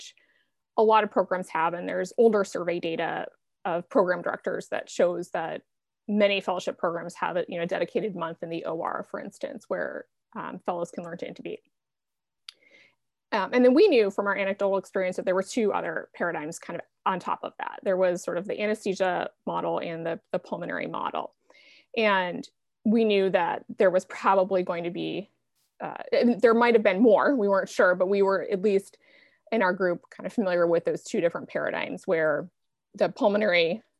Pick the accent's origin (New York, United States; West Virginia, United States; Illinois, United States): New York, United States; Buffalo; now in Portland, United States; I grew up in Buffalo, New York, where year-round bike commuting was not really a thing, or at least not when I lived there